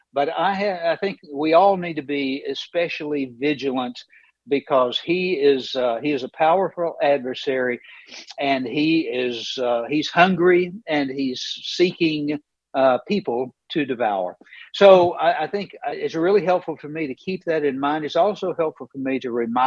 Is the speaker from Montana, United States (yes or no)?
no; Knoxville, Tennessee, United States; I grew up in East Tennessee. I grew up in Knoxville, Tennessee